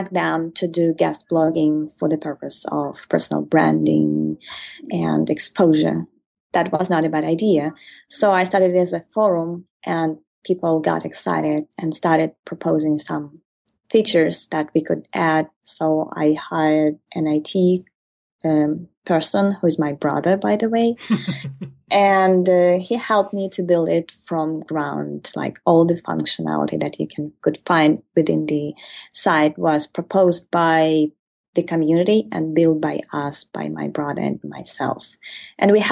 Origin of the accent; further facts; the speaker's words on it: Ukraine; I come from Ukraine.